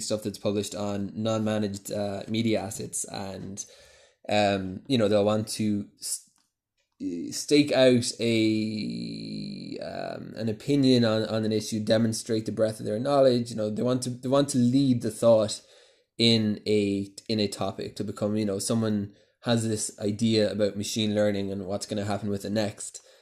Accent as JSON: {"language": "English", "town": "Cork", "region": "Munster", "country": "Ireland", "also_born_or_lived": "London, United Kingdom", "moved": "as an adult", "lives_now": "Jerusalem, Israel", "said": "I'm originally from Cork in Ireland."}